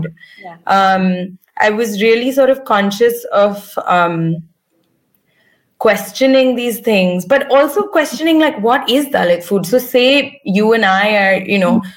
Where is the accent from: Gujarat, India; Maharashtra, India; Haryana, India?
Maharashtra, India; I'm from Maharashtra and my family's Buddhist